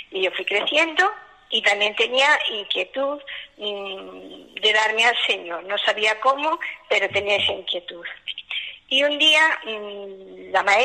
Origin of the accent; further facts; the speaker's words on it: Galicia, Spain; Bueno, pues también soy de Galicia, soy de un pueblo de Orense, una aldea, y lo mismo, mis padres, una familia muy cristiana